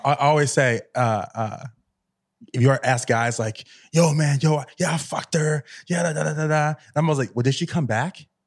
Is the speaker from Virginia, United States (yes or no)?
yes; Virginia, United States; I grew up in Virginia